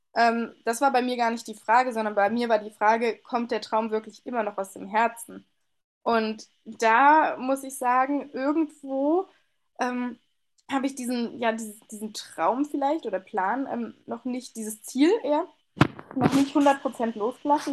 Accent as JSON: {"language": "German", "region": "Northern Hesse", "country": "Germany", "tie": "born or raised there", "said": "Ich bin acht Jahre lang Saison gelaufen hier in, äh, in Nordhessen immer. Also äh, in meiner ja, Kindheit, Jugend unfassbar viel gelaufen"}